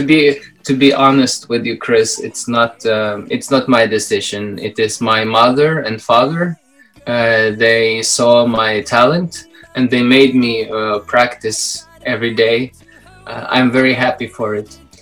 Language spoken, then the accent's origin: English; Minsk, Belarus; I was born in Belarus, Minsk